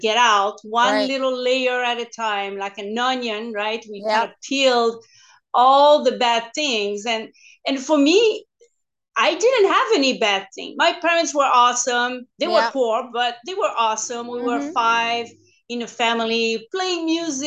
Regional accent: Quebec, Canada; English is a second language; moved away as an adult; now in California, United States; I'm French Canadian, so I started to speak English only 2007 part-time and 2000 full-time when I moved here in California. So bear with my accent

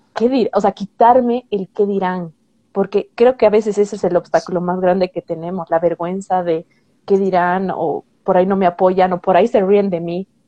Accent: Bolivia; soy una chica boliviana de, 27 años

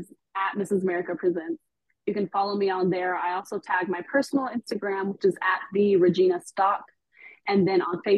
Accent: Texas, United States; I am born and raised here. I am Texan all day.

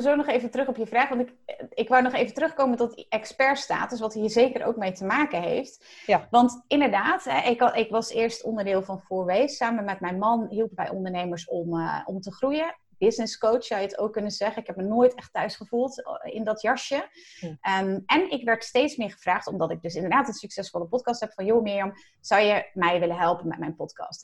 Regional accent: Zeelandic Flanders, Netherlands; moved away; also born or lived in Rotterdam; Ik kom zelf uit Zeeland, uit Zeeuws-Vlaanderen zelfs

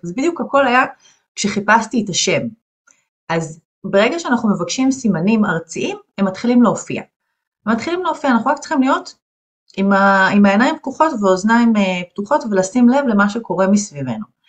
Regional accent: Ganei Tikva, Central District, Israel; גדלתי בגני תקווה

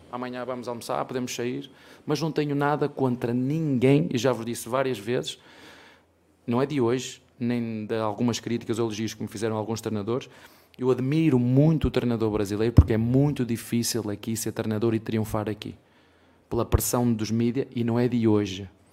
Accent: Penafiel, Norte, Portugal; now in Brazil; Penafiel, que é uma, uma terrinha bem pequenina de onde eu venho

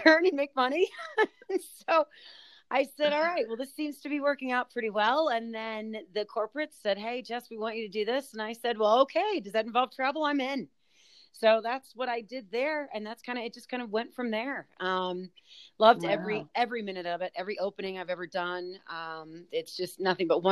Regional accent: New Orleans, Louisiana, United States; I was actually born in New Orleans, Louisiana. So I am from the South

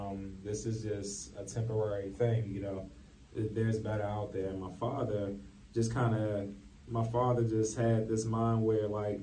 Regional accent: Baltimore, Maryland, United States; I grew up in East Baltimore, place that a lot of people call down the hill

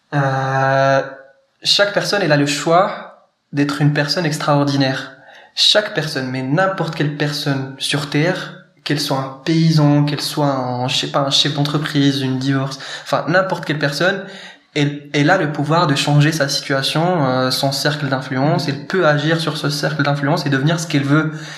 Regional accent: Morocco; moved away as an adult; now in France; marocain hein, d'origine et euh, de naissance. J'ai passé mes 17 premières années au Maroc

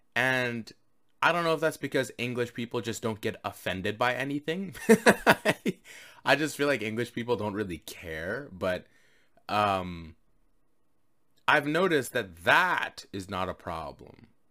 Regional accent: Canada; I'm Canadian

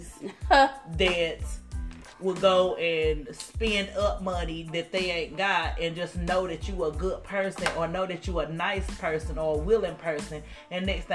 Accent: Knoxville, Tennessee, United States; I'm Southern from Knoxville, Tennessee. Love where I'm from

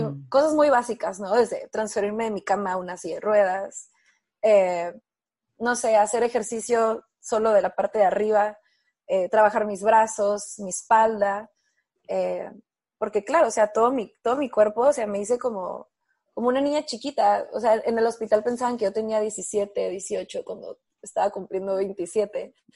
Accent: Mexico; also born or lived in Tijuana / San Diego; estaba como muy criada, ¿no? La mexicana

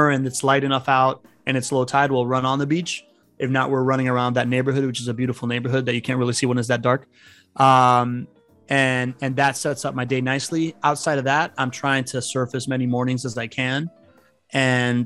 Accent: Miami, Florida, United States; English is a second language; also born or lived in Spain / Venezuela; I grew up in Miami

